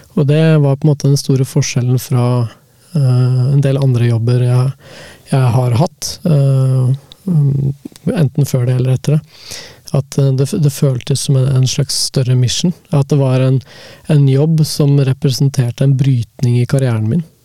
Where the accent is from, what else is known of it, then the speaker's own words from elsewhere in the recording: Hamar, Innlandet, Norway; now in Oslo, Norway; jeg er jo oppvokst på bygda i Hamar, utenfor Hamar